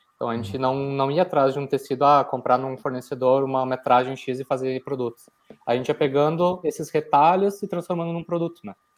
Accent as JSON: {"language": "Portuguese", "town": "Porto Alegre", "region": "Rio Grande do Sul", "country": "Brazil", "tie": "born or raised there", "said": "eu era natural de Porto Alegre"}